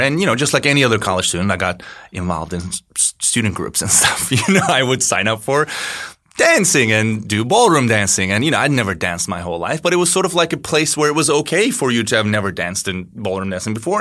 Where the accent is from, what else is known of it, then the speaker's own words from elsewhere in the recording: Turkey; moved away as an adult; now in Chicago, United States; I am from Turkey. I've been living in Chicago for eleven years now